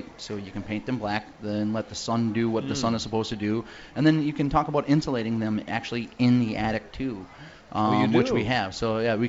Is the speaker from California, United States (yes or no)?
no; Woodville, Wisconsin, United States; I live in Woodville, Wisconsin